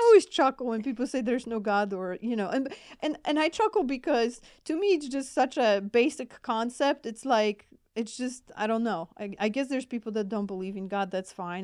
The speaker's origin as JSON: {"language": "English", "country": "Poland", "accent": "Polish", "second_language": "English", "moved": "yes", "said": "I'm originally from Poland, so hence my accent"}